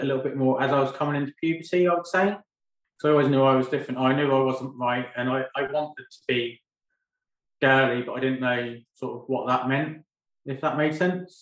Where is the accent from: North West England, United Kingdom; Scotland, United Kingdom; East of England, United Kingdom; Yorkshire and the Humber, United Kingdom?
East of England, United Kingdom; Great Yarmouth; also born or lived in London; now in Lowestoft, United Kingdom; I was brought up and raised in Goulston, which is part of Great Yarmouth, from the age of 1 to the age of 24.